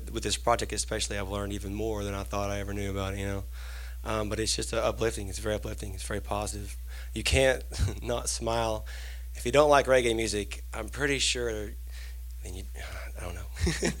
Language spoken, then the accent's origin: English; Eastern Kentucky, United States; I grew up in Eastern Kentucky on, like, you know, bluegrass and country and stuff, and, you know, got out and traveled around and found myself back in good old Kentucky.